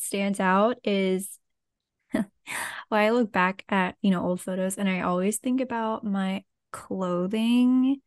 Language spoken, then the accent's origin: English; Lafayette, Louisiana, United States; so I'm from South Louisiana. So I and I didn't move at all. So I grew up in the same place.